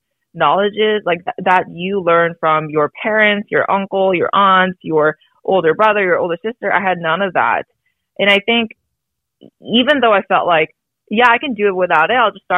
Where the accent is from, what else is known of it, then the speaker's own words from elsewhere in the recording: United States; I was born in the States